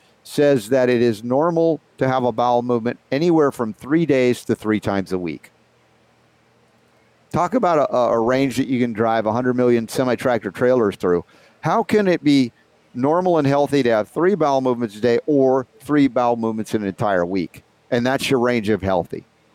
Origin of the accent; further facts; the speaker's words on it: United States; as a young boy growing up in America on the standard American diet